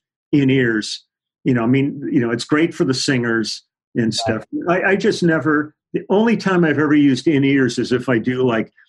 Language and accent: English; Los Angeles, California, United States; also born or lived in Milwaukee; I grew up in the Valley. I grew up in Van Nuys